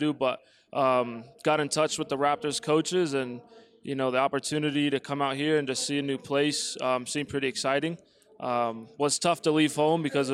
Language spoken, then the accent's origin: English; Oceanside, California, United States; moved away as an adult; now in Colorado, United States; I'm from Oceanside, California